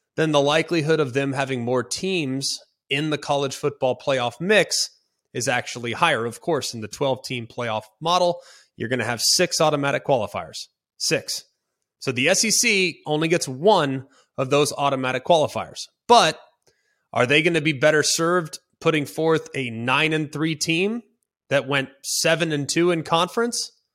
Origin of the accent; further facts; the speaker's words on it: Dallas, Texas, United States; I'm from Dallas, Fort Worth. I grew up with that game on Thanksgiving.